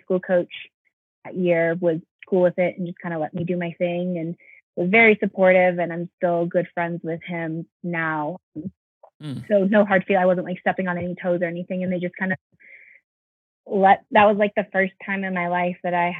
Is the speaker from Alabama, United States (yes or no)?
no; South Bay, California, United States; now in Flagstaff, United States; I'm from the South Bay area in California. So there are a lot of powerhouse high schools in that area. And one of them was Redondo Union High School. And they're like 10 minutes away from where I live, or where I lived growing up